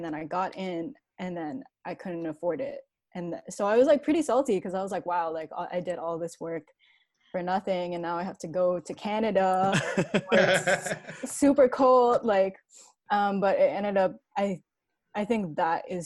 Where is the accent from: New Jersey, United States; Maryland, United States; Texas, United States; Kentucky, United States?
New Jersey, United States; moved away as an adult; also born or lived in Brooklyn, New York; I was born in Brooklyn in New York, but then I mostly grew up in New Jersey. That's where I went to like middle school and high school and everything.